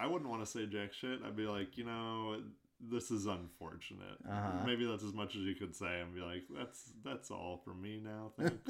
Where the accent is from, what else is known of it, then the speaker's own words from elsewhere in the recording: United States; as an American